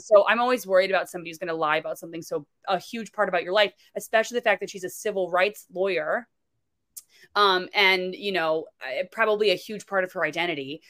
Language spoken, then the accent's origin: English; Florida, United States; moved away; I'm originally from Florida